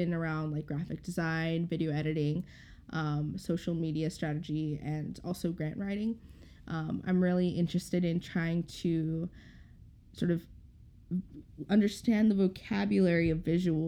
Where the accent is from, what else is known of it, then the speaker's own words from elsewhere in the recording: St. Paul, Minnesota, United States; I grew up here in Minnesota, specifically in St. Paul, in an immigrant neighborhood.